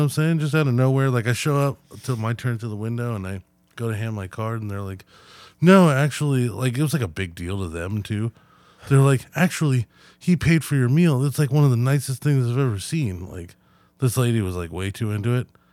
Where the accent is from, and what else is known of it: United States